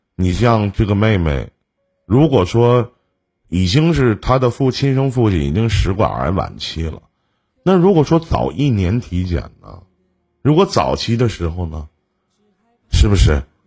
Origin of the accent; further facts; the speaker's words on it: Shenyang, Liaoning, China; 就是我们沈阳这边